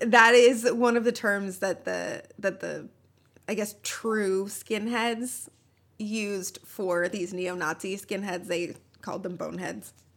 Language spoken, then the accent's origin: English; Minneapolis, Minnesota, United States; I'm from Minneapolis